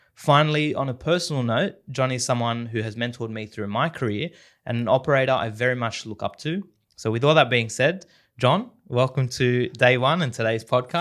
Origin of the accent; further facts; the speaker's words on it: Sydney, New South Wales, Australia; the Western Sydney upbringing